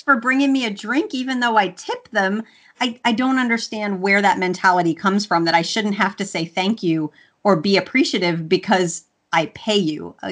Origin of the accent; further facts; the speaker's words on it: Louisiana, United States; i'm i'm southern and and I was raised in Louisiana, and you say please and thank you, or your mama smacks you